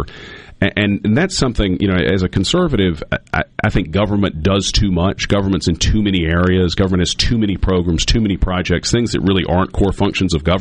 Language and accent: English; Jackson, Mississippi, United States; I was born in Jackson. I still live in Jackson